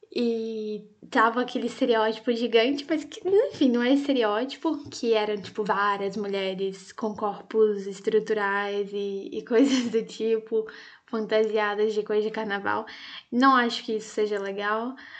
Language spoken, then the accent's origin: Portuguese; Brazil; also born or lived in Italy; a gente não tenha que sair daqui do nosso país